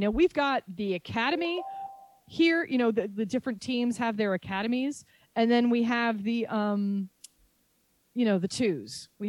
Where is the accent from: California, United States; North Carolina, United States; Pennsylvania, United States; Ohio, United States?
North Carolina, United States; Charlotte; I'm originally from Charlotte, so I'm happy to see what they do.